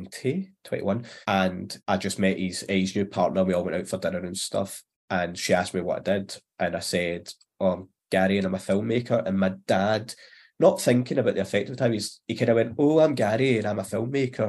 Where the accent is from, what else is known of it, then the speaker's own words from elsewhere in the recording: Glasgow, Scotland, United Kingdom; I'm obviously Glasgow, Southside, but when I say Southside, it was like Govan, Cardonald, Pennalee. So I was a scheme lad, I guess. And I still kind of am. Like, I'm only maybe 10-15 minute walk from where I originally grew up